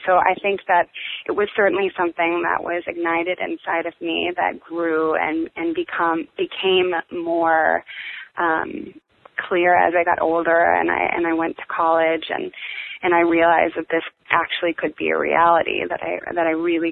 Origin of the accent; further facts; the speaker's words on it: Green Bay, Wisconsin, United States; moved away as an adult; also born or lived in Chicago / New York / London; now in Los Angeles, United States; I am from Green Bay, Wisconsin, which is a small little town in the Midwest, and I grew up there